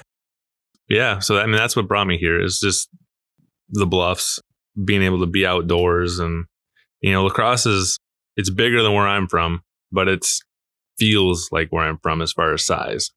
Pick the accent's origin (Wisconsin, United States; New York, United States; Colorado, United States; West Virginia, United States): Wisconsin, United States; Marshfield; now in La Crosse, United States; I'm from Marshfield, Wisconsin